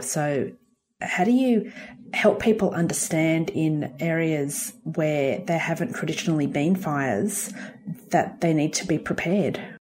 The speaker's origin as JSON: {"language": "English", "town": "Gosford", "region": "New South Wales", "country": "Australia", "tie": "born or raised there", "said": "when I was a teenager, we grew up in Gosford on the New South Wales Central Coast"}